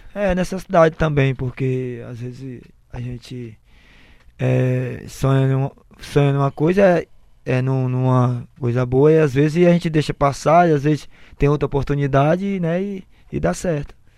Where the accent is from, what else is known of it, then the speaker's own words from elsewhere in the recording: Fortaleza, Ceará, Brazil; Sou de Fortaleza, natural da Lagoa Redonda